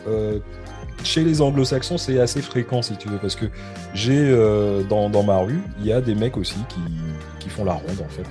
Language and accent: French; France; now in United Kingdom; en tant que Français